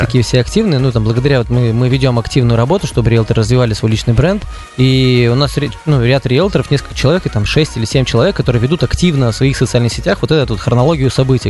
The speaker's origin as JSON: {"language": "Russian", "region": "Udmurtia", "country": "Russia", "said": "У нас в Удмуртии"}